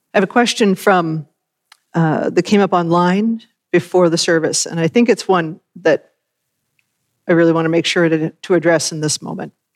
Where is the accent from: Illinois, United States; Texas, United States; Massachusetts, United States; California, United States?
Massachusetts, United States; Worcester; moved away; grew up in the congregation in Worcester, Massachusetts